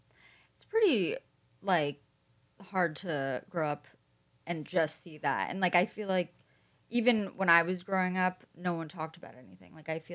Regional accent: New York, United States; I'm from New York.

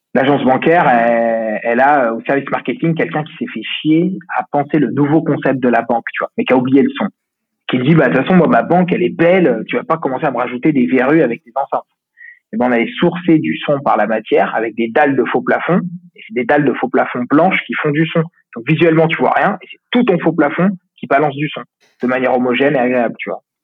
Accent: Lyon, Auvergne-Rhône-Alpes, France; je suis de Lyon

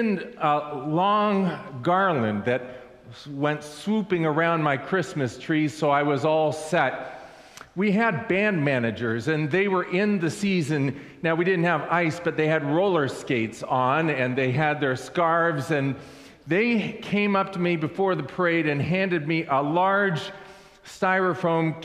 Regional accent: Southern California, United States; I grew up in Southern California

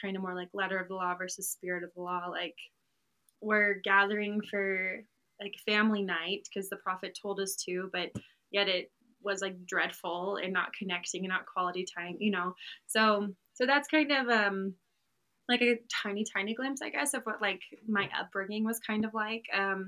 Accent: Maryland, United States; also born or lived in Utah; now in Texas, United States; It's me and I have three sisters, so it was four girls in the family. Grew up with them and my parents in Maryland.

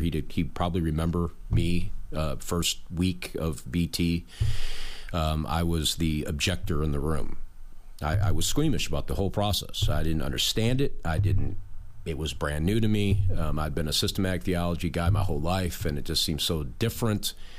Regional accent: Western New York, United States; moved away as an adult; also born or lived in Norfolk, Virginia; now in Newport, United States; growing up in Western New York

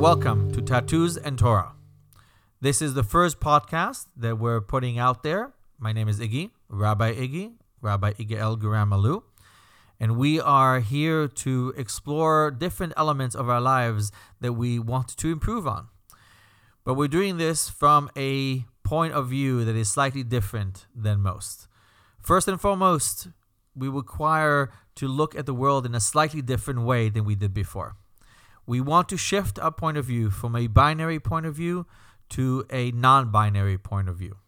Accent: Belgium; accent: slight accent; moved away; That's my slight accent, by the way. I'm Belgian.

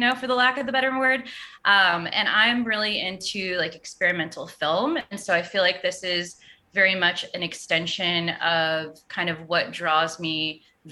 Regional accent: Austin, Texas, United States; And I'm in Austin and I'm born and raised in Austin.

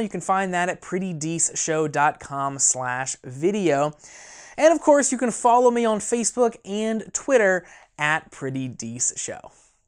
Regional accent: a small town in Indiana, United States; my hometown

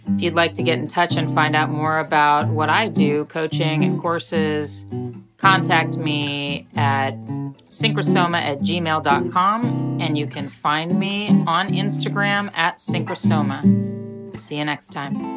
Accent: Southern California, United States; I grew up in Southern California

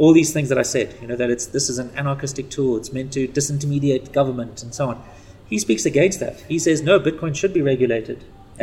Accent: Zimbabwe; also born or lived in South Africa; I was born in Zimbabwe

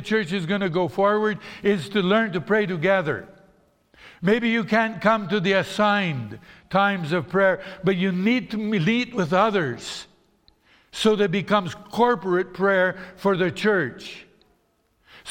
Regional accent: Brazil; moved away; when I grew up in Brazil

